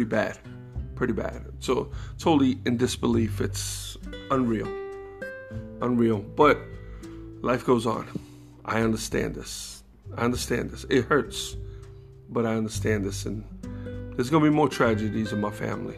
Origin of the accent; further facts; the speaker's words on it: New York City, New York, United States; New York City, my New York heritage, you know. So you know, growing up in New York